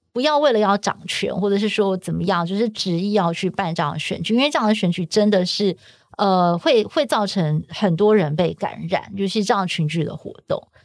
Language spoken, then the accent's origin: Chinese; Taiwan; 我们是台湾人